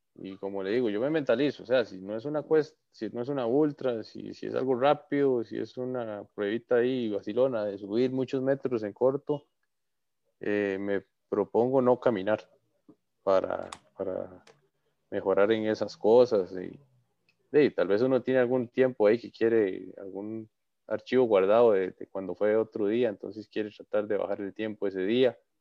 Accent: his town near the Barva volcano, Heredia, Costa Rica; aquí en mi pueblo

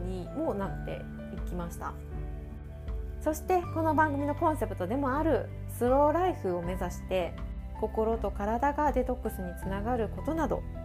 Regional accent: Osaka, Japan; 私は大阪出身

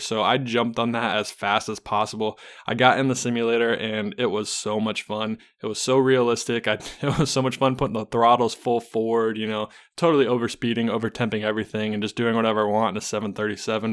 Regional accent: Charlotte, North Carolina, United States; I am from Charlotte, North Carolina

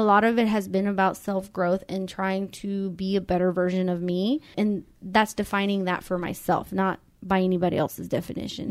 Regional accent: Mexico; now in United States; we grew up in Mexico

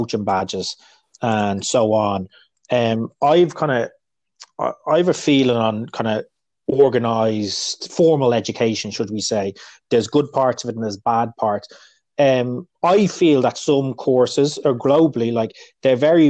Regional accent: Dublin, Leinster, Ireland; also born or lived in England; now in United States; growing up in Dublin

